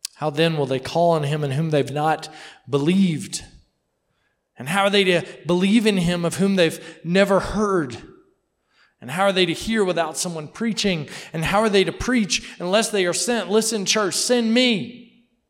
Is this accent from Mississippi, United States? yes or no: yes; Mississippi, United States; I'm from Mississippi. You know what I'm saying? Like we talk a little slow.